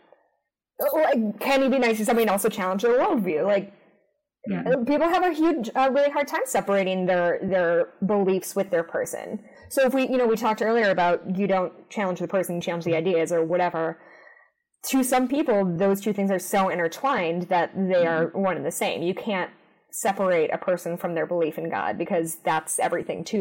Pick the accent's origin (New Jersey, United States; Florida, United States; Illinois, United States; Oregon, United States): Illinois, United States; Chicago; I grew up in the suburbs of Chicago